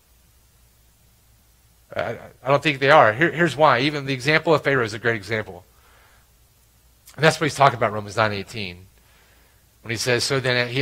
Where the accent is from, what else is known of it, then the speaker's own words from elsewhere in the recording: Alabama, United States; I grew up in Alabama, and I played baseball in Alabama.